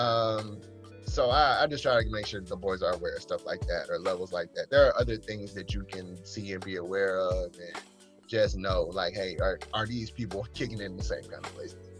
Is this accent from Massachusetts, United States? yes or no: no; Mississippi, United States; I grew up in the Neo Confederacy here in Mississippi